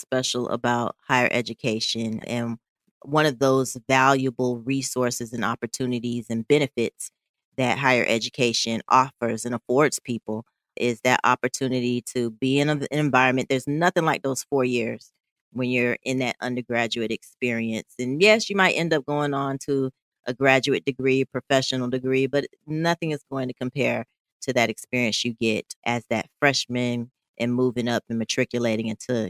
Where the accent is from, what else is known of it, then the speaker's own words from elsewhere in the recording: Southeast, United States; oh, they're from the Midwest and I'm from Southeast.